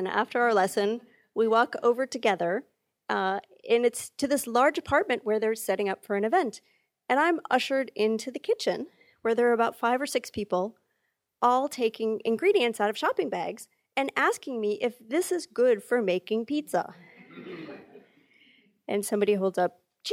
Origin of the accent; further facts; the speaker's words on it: United States; I'm an American, but I'm half Italian